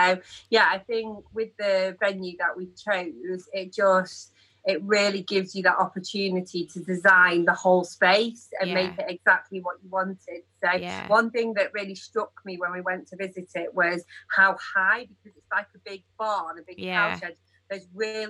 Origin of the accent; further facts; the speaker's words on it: New Mills, East Midlands, United Kingdom; where we grew up in New Mills